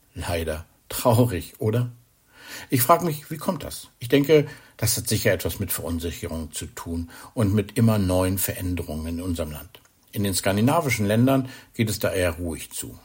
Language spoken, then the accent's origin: German; Germany; bei uns in Deutschland